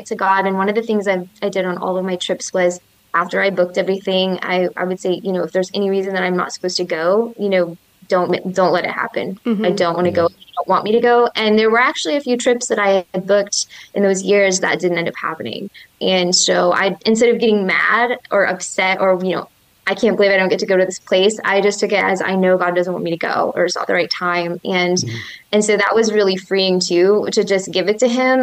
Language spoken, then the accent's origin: English; Michigan, United States; moved away as an adult; also born or lived in Florida; I grew up in Michigan, but I lived in Florida for 5 years